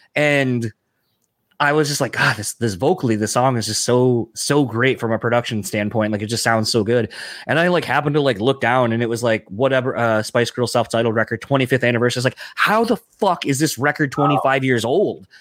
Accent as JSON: {"language": "English", "region": "East Coast", "country": "United States", "said": "I'm from the East Coast"}